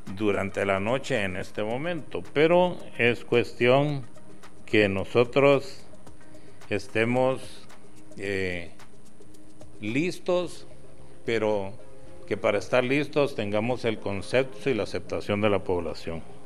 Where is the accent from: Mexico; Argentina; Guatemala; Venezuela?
Guatemala